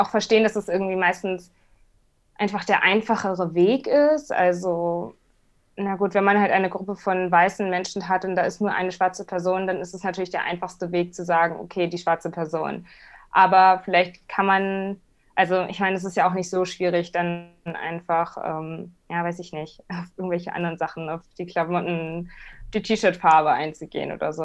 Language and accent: German; Hamburg, Germany; ich bin nun mal Hamburgerin